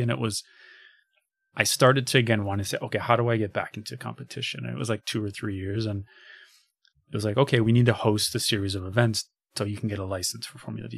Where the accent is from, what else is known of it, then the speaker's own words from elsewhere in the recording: Chicago, Illinois, United States; I'm a kid from Chicago